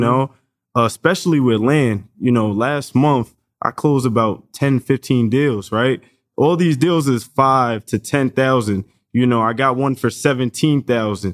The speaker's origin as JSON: {"language": "English", "region": "New York", "country": "United States", "said": "we come from New York"}